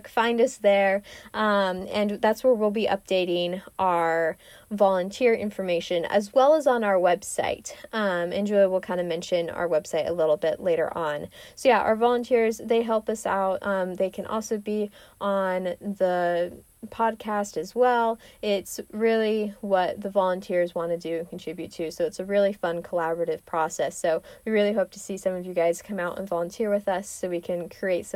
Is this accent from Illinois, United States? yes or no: no; Chico, California, United States; moved away as an adult; now in Corvallis, United States; I am from Northern California, a place called Chico, California